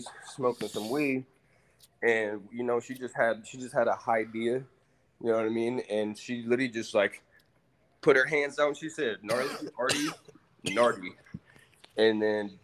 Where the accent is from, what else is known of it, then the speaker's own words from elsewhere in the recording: Oakland, California, United States; also born or lived in Pittsburg, California; now in Las Vegas, United States; My place of origin, like the place I spent most of my time in my life, for real deal, is Oakland